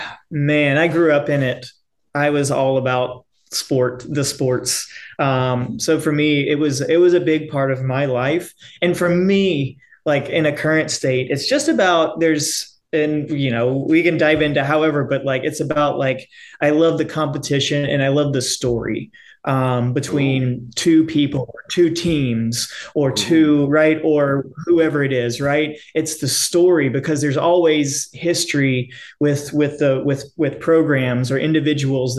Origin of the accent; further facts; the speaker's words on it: Jackson, Mississippi, United States; now in New Orleans, United States; I'm from Mississippi originally, Jackson